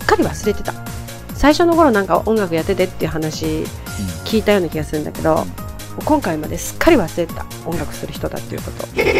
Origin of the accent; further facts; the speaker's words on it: Tokyo, Japan; 江戸っ子だからさ死と火が言えない